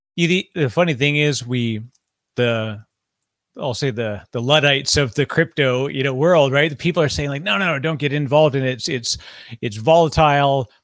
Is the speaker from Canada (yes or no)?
yes; Canada; now in United States; I'm Canadian living in the United States